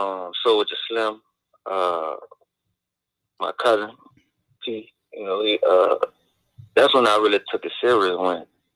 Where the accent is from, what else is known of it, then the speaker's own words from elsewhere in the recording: New Orleans, Louisiana, United States; I'm from New Orleans, Louisiana.